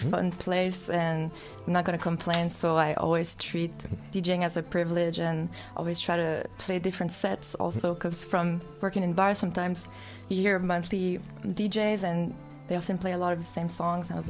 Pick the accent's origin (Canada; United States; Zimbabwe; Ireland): Canada; Mercier, Quebec; now in Montreal, Canada; I'm from Mercier, which is like um, South Shore, like close to Chateauguay, but I've been in Montreal for 12 years.